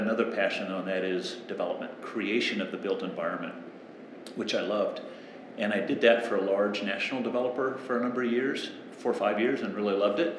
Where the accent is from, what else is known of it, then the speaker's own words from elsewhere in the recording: San Diego, California, United States; now in Australia; When I was growing up in San Diego, coastal Southern California